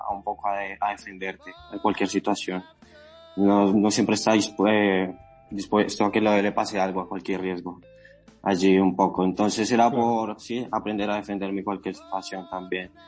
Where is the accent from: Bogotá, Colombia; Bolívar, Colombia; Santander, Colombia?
Bogotá, Colombia; moved away as an adult; now in Madrid, Spain; Yo inicié a la edad de 12 años a entrenar kickboxing en una pequeña escuela en el barrio Castilla, Bogotá, en Colombia. Yo soy de allí, yo soy colombiano.